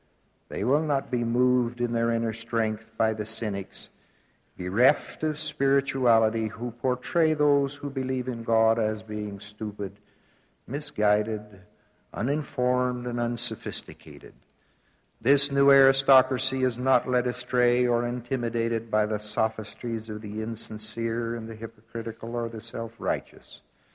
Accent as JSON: {"language": "English", "region": "Midwest", "country": "United States", "tie": "born or raised there", "said": "I had a paper route in my hometown in the Midwest"}